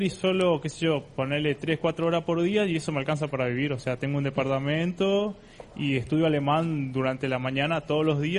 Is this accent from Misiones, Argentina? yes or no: yes; Misiones, Argentina; moved away as an adult; now in Germany; soy de Misiones y me vine a la ISIC hace casi cuatro meses, ¿sí? Eh, me vine de, de, Argentina